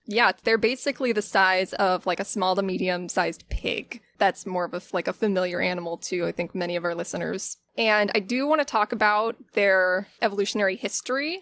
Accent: Pinellas County, Florida, United States; I was born and raised in Pinellas County, Florida

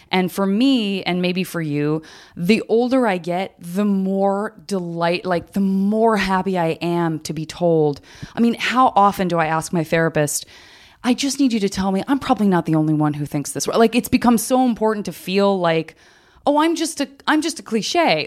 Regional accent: Arizona, United States; growing up in Arizona

